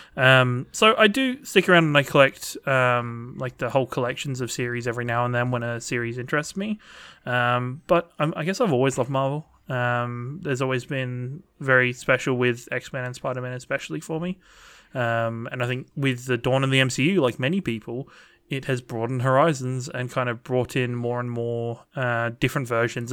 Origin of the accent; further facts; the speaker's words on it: England, United Kingdom; when I was growing up in England